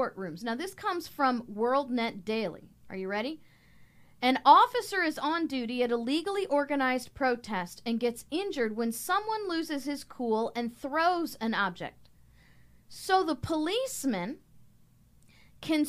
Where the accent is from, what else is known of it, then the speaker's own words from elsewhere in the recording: Missouri, United States; now in Florida, United States; I was born and raised in Missouri.